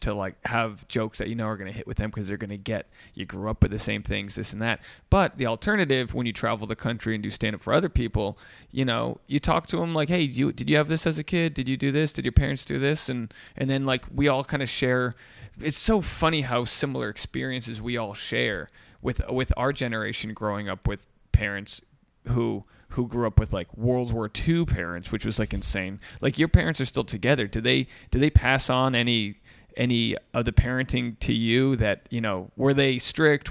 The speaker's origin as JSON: {"language": "English", "region": "Rhode Island", "country": "United States", "said": "I'm from Rhode Island, but I, so I didn't come up in the Boston community"}